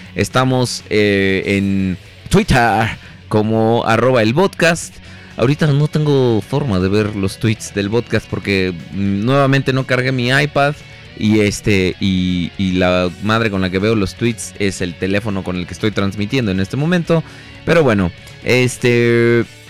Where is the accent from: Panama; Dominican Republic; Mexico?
Mexico; yo soy de México